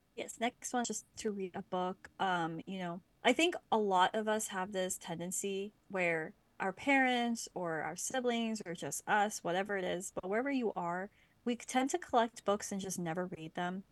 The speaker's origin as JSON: {"language": "English", "town": "Lancaster", "region": "Pennsylvania", "country": "United States", "tie": "born or raised there", "moved": "yes", "lives_now": "Vancouver, Canada", "said": "I grew up near Lancaster"}